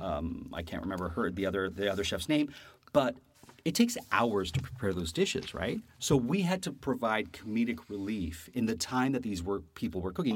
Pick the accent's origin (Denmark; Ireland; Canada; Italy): Canada; moved away; also born or lived in New York; being this Canadian in New York